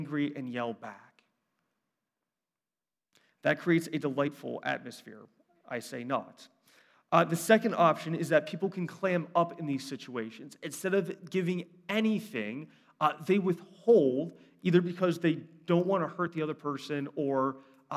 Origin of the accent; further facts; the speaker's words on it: Brunswick, Ohio, United States; I grew up in Brunswick, half hour south, a little bit more country